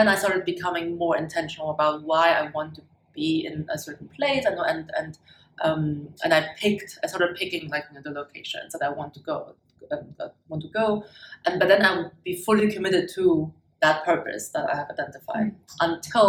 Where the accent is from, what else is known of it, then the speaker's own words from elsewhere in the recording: Germany; English is a second language; moved away as an adult; also born or lived in China / Hong Kong / Munich / Switzerland; I was born in China, and the big first change of my life was when I was 6 years old. That's when my family immigrated to Germany. So I was thrown into a completely new culture, new language and everything. I grew up in Germany